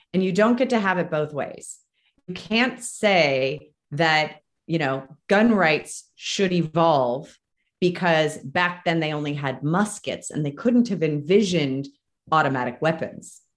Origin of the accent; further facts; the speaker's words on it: Marin County, California, United States; moved away as an adult; now in Reno, United States; I'm from Marin. I live in Reno now. I escaped in 2012